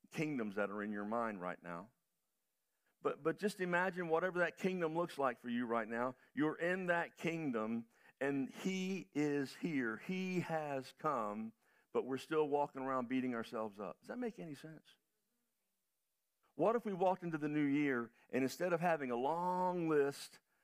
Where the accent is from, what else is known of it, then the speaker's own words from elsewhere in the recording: United States; being an American traveling around the world